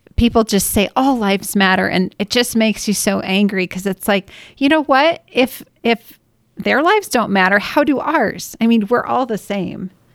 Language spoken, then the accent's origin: English; Washington, United States; now in Utah, United States; I grew up in Washington